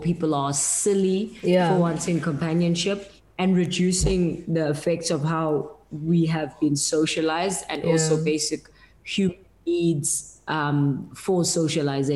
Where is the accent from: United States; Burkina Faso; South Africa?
South Africa; as a South African